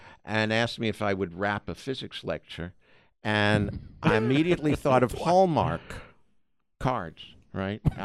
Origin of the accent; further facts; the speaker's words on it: New York City, New York, United States; moved away as an adult; also born or lived in Boston; now in California, United States; New York City